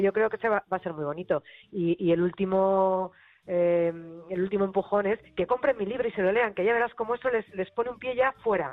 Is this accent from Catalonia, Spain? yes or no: no; Madrid, Community of Madrid, Spain; como buena madrileña